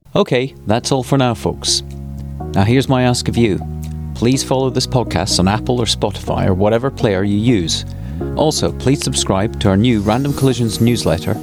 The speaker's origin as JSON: {"language": "English", "region": "Scotland", "country": "United Kingdom", "said": "being Scottish"}